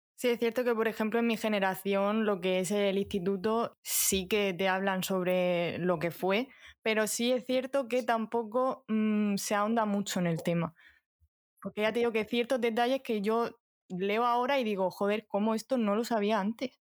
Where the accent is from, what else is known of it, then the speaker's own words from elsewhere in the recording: Orihuela, Valencian Community, Spain; Yo soy de Orihuela